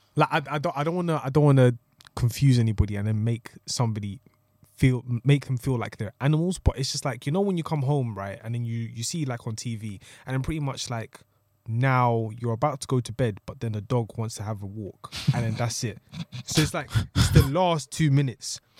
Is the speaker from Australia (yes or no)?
no; Tanzania; now in United Kingdom; I'm from Tanzania